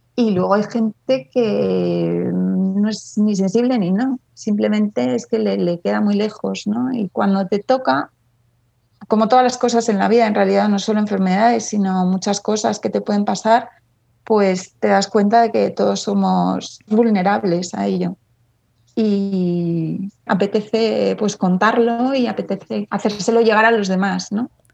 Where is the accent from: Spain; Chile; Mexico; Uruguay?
Spain; Madrid, Community of Madrid; also born or lived in Ireland / England / Washington DC; estoy en Madrid y nací en Madrid